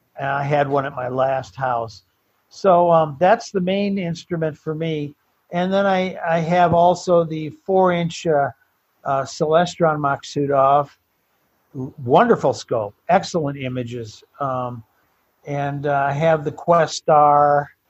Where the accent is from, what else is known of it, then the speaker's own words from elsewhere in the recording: Detroit, Michigan, United States; moved away as an adult; now in Tucson, United States; Detroit was where I was born and raised